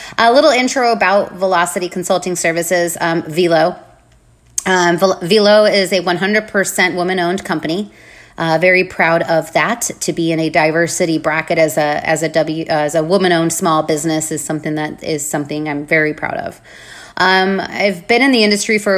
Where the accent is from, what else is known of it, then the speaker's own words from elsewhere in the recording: Arvada, Colorado, United States; moved away as an adult; now in Charlotte, United States; I was born and raised in Arvada, Colorado